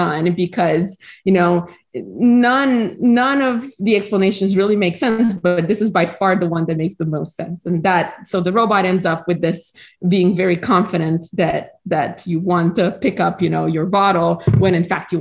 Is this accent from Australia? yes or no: no; Romania; moved away as an adult; now in United States; I was born in Romania and I lived there throughout high school.